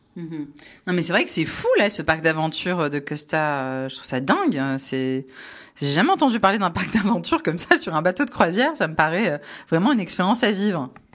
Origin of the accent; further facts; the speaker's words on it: Var, Provence-Alpes-Côte d'Azur, France; je suis varoise de la PACA